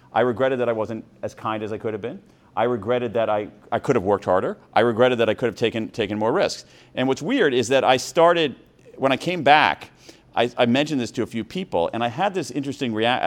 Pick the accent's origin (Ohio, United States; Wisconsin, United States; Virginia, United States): Ohio, United States; Columbus; also born or lived in Wilmington, Delaware; When I was five, my parents moved to Columbus, Ohio